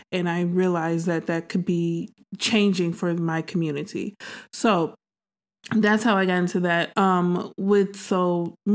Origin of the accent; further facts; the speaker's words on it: Detroit, Michigan, United States; also born or lived in Chicago / Dallas, Texas; I'm actually from the Midwest. Um, yeah, I'm from originally from Detroit, Michigan, um, but I spent about two years in Chicago. Then I spent seven years in Dallas, Texas.